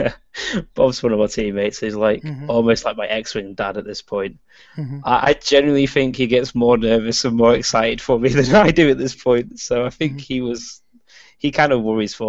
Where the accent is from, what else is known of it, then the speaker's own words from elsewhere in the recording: Warrington, North West England, United Kingdom; I'm from a town called Warrington, which is like in between Manchester and Liverpool